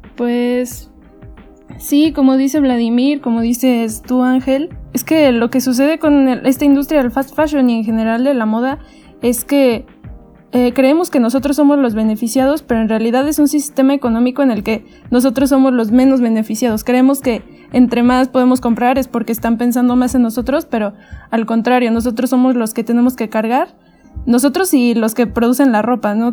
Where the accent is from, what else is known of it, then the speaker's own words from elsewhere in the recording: Mexico; los propios mexicanos